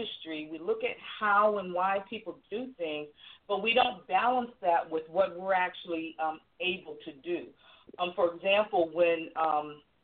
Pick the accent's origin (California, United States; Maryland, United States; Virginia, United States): Virginia, United States; I'm from Virginia